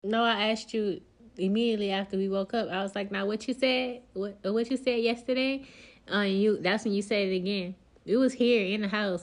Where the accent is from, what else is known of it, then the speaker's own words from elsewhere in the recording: Louisiana, United States; moved away as an adult; now in New Jersey, United States; I'm originally from Louisiana